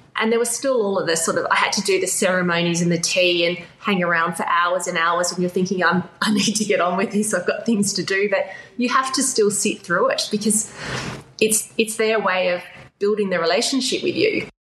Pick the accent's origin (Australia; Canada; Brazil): Australia; moved away as an adult; also born or lived in China / Shanghai; I'm Australian, but I have lived and worked more than half my life in China.